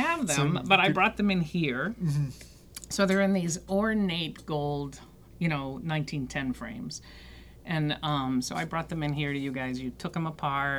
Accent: Canton, Massachusetts, United States; moved away; also born or lived in Washington, D.C.; I grew up in Canton

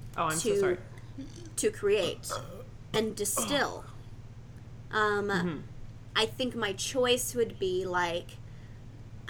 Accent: Oregon, United States; moved away as an adult; now in Pittsburgh, United States; I grew up in Oregon

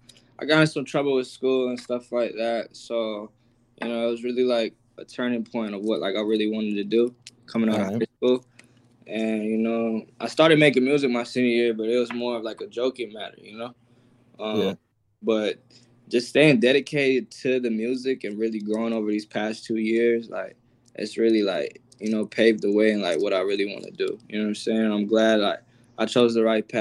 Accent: Apple Valley, Minnesota, United States; also born or lived in Burnsville, Minnesota; I was born in Burnsville, but I'm from Apple Valley. So I went to school. It's like right by Apple Valley

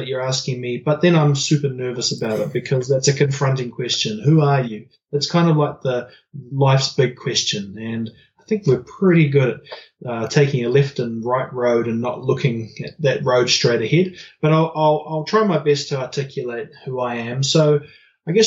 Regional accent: New Zealand; growing up in New Zealand

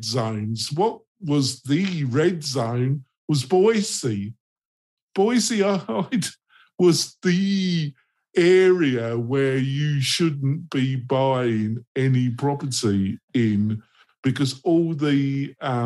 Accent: England, United Kingdom; I'm English

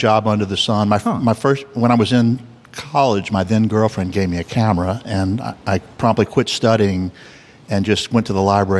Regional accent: New Orleans, Louisiana, United States; Born and raised here.

